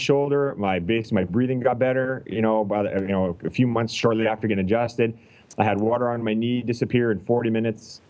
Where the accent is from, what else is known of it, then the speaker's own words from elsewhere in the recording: Canada; I'm from Canada